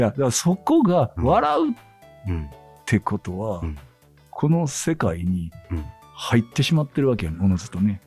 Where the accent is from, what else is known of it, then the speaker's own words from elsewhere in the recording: Kansai, Japan; 関西人やから